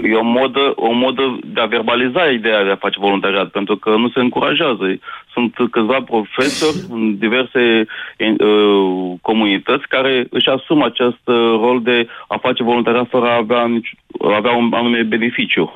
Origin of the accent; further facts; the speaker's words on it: Brăila, Brăila County, Romania; Vin din Brăila